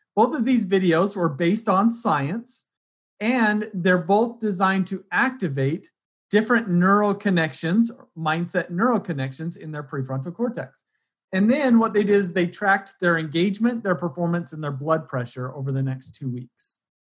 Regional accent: Utah, United States; I grew up in Utah going to rodeos in the summer

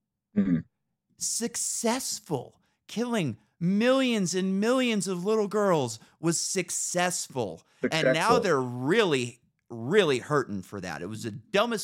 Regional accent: Northern California, United States; I grew up in Northern California

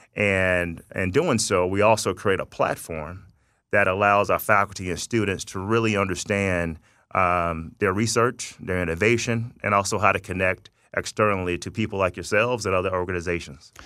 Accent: Tallahassee, Florida, United States; moved away as an adult; also born or lived in Thomasville, Georgia; now in Las Vegas, United States; I'm from North Florida, South Georgia, uh, by way of Tallahassee, Florida, Thomasville, Georgia.

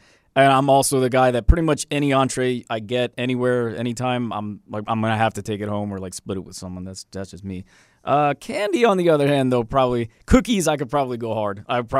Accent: East Coast, United States; now in West Coast, United States; I was born in the East Coast.

